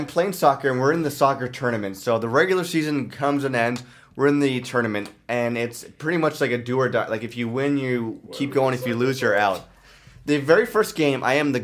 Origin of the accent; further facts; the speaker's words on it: Ottawa, Ontario, Canada; also born or lived in Thornhill, Ontario; I am from Ottawa, but I was born in Toronto, and... Before I moved to Ottawa, I moved to Ottawa when I was 6 years old.